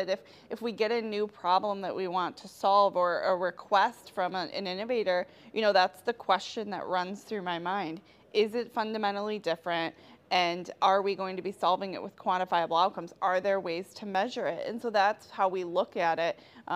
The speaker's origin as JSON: {"language": "English", "town": "Detroit", "region": "Michigan", "country": "United States", "said": "I'm from Detroit."}